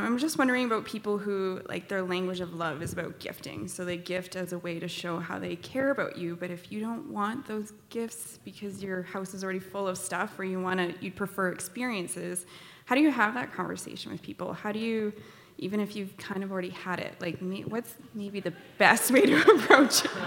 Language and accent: English; Hamilton, Ontario, Canada; moved away as an adult; now in Calgary, Canada; I'm from Hamilton originally, but I moved to Calgary a few years ago